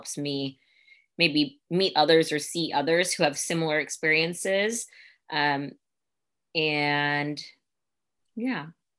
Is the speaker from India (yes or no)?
yes; India; also born or lived in United States; I was born in the States, but I was raised in India for parts of my life, or I went to school there for a while as well.